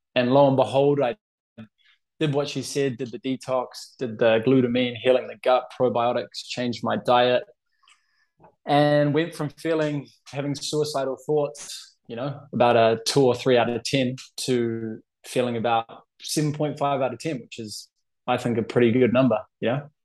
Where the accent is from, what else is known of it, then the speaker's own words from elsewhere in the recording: New Zealand; also born or lived in Boston, United States; now in Barcelona, Spain; I'm from New Zealand, living in Barcelona.